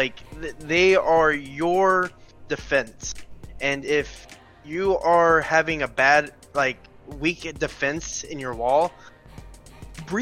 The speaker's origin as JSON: {"language": "English", "region": "the South", "country": "United States", "tie": "born or raised there", "said": "us growing up in the South"}